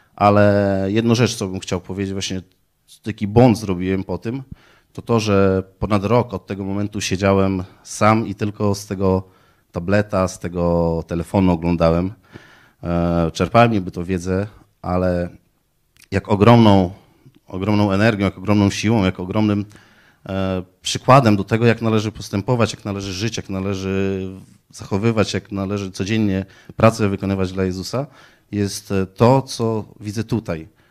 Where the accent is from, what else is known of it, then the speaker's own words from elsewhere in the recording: Poland; Pochodzę z malutkiej wioski, e, prowadzę gospodarstwo rolne.